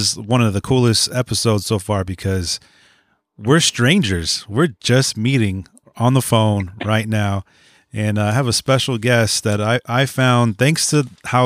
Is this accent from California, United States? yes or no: yes; San Francisco, California, United States; I'm from San Francisco. I'm born in the Bay. Yeah, so that's my hometown.